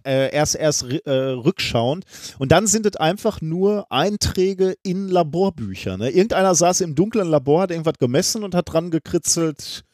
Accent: Germany; wir beide als Deutsche

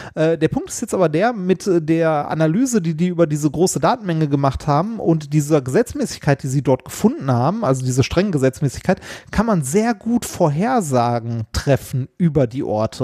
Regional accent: Essen, North Rhine-Westphalia, Germany; born or raised there

